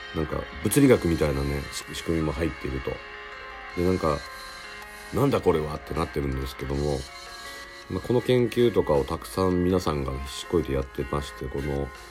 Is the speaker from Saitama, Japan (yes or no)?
no; Ehime, Japan; moved away; 僕も、ね、地元の愛媛にいたりもするんですけども